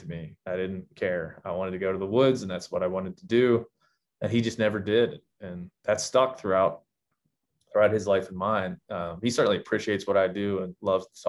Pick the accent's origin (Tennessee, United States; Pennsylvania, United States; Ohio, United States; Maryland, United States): Maryland, United States; moved away as an adult; also born or lived in Illinois / Texas; now in Montana, United States; I grew up in Maryland